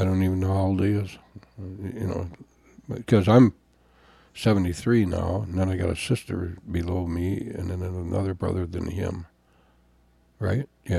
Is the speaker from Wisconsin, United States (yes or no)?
yes; Jim Falls, Wisconsin, United States; moved away as an adult; also born or lived in Augsburg, Germany; I'm from Jim Falls, Wisconsin